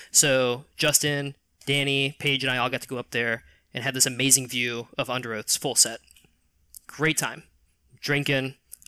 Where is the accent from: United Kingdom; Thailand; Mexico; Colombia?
United Kingdom; England; I'm from England proper.